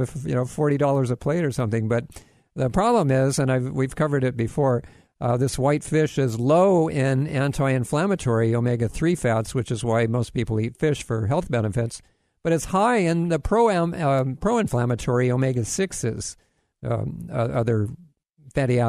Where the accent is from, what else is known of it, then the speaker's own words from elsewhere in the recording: Kailua, Hawaii, United States; now in Florida, United States; I'm originally, you know, I grew up in Hawaii. Now I live in Florida, but spent most of my life in Hawaii.